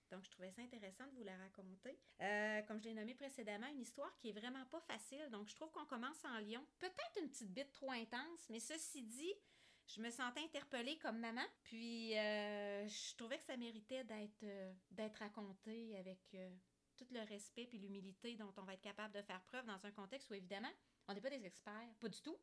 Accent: Quebec City, Quebec, Canada; on vient de Québec, alors on connaît ça, l'ancienne Lorette

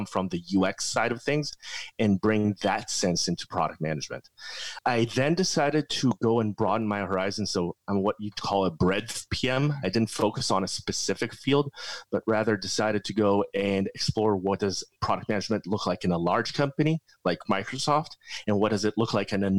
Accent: Israel; I grew up in Israel.

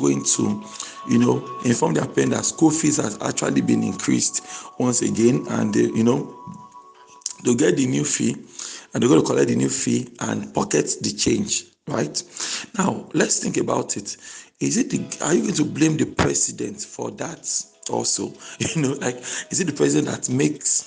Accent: Nigeria; I'm a Nigerian, and I'm actually happy to be Nigerian.

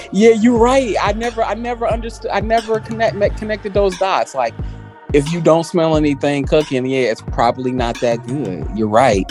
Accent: Chicago, Illinois, United States; as a Chicagoan

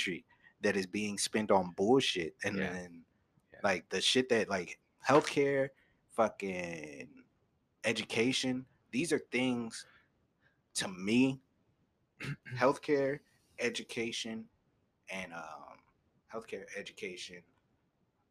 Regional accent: United States; as Americans, as people of this country

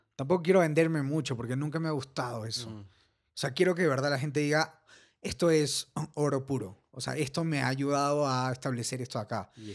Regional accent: Ecuador; somos ecuatorianos

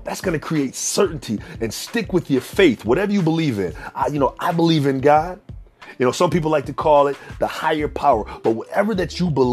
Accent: Minneapolis, Minnesota, United States; I grew up in Minneapolis, Minnesota

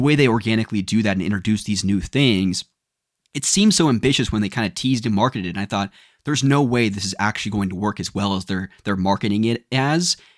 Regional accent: United States; we're from the States.

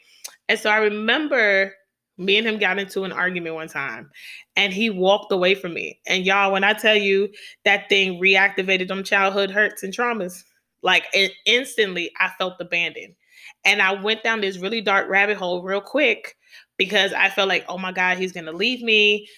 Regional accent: New York City, New York, United States; I'm from New York City. I come from the hood.

